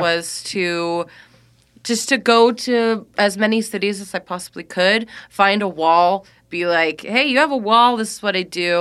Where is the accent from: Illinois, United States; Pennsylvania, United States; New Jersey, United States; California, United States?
California, United States; Walnut Creek; moved away; also born or lived in Chicago; Grew up not too far from here